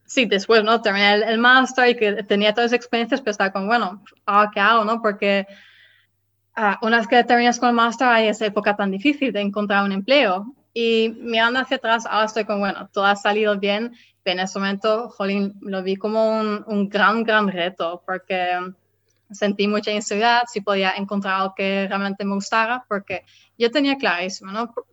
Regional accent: Netherlands; born there; Spanish is a second language; decidí volver a mi país natal, que es los Países Bajos

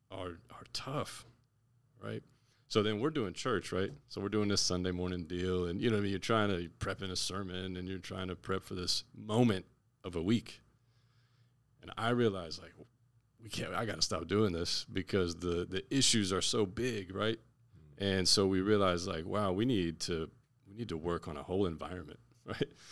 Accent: Naples, Florida, United States; now in Orlando, United States; I'm from Naples, Florida.

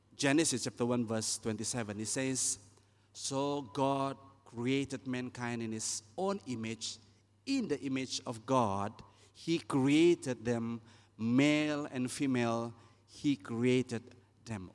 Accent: East Malaysia, Malaysia; I'm from East Malaysia.

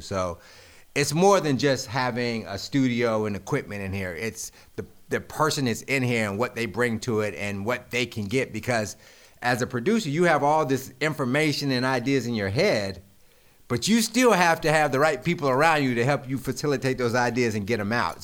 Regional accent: Greensboro, North Carolina, United States; I'm from Greensboro

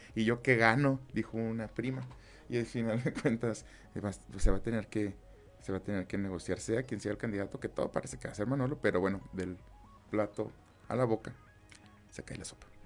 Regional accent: Mexico; como mexicanos

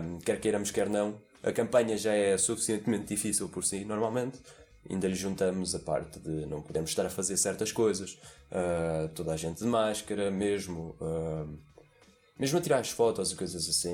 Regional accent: Portugal; como somos portugueses

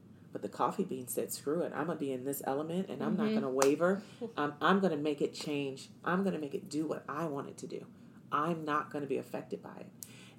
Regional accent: East Coast, United States; You know, I'm from the East Coast.

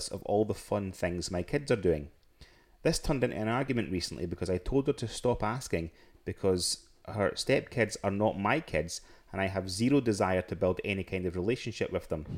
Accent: Scotland, United Kingdom; we're all from Scotland

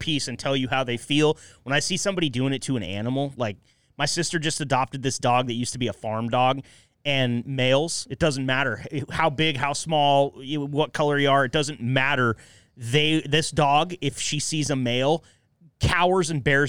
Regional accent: Enterprise, Oregon, United States; Enterprise, my hometown, little podunk, Northeast Oregon ass town

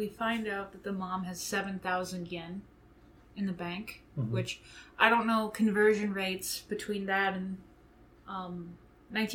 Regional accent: United States; we, as an American audience

